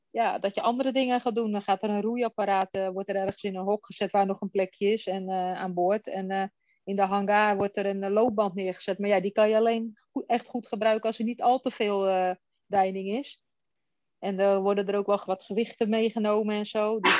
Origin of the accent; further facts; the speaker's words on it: Den Helder, North Holland, Netherlands; now in Westerland, Netherlands; Ik ben 47 jaar. Ik ben geboren getogen in Den Helder, maar ik woon nu in de Haukens, het Westerland, vlakbij Hippolytushoef.